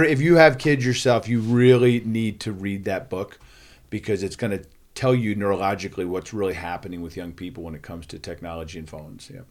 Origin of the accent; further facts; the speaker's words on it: Philadelphia, Pennsylvania, United States; I grew up in Philadelphia